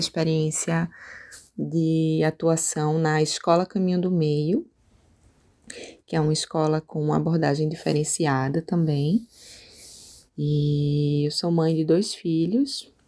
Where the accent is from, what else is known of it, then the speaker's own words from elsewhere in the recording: Recife, Pernambuco, Brazil; moved away as an adult; now in Rio Grande do Sul, Brazil; Eu sou de Recife